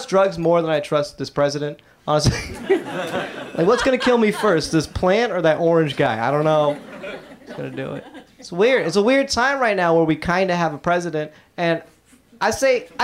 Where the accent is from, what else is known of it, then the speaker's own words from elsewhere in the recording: Atlanta, Georgia, United States; I grew up in Atlanta, so I grew up listening to hip hop.